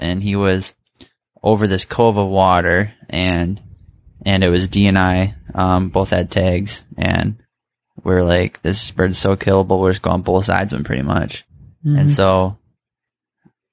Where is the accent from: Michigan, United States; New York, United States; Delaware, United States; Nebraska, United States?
Michigan, United States; we're all from Michigan